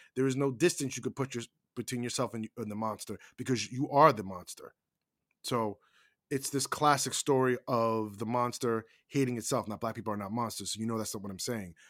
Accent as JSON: {"language": "English", "country": "United States", "said": "we as Americans"}